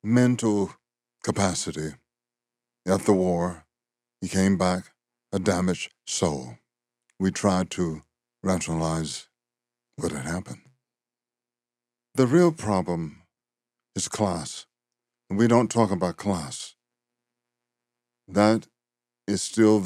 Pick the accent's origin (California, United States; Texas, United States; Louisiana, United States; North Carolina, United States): Louisiana, United States; growing up in Louisiana.